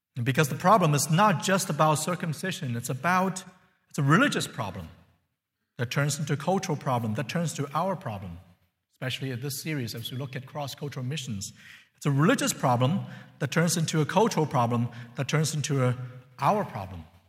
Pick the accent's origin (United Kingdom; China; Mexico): China; now in United States; I'm from China.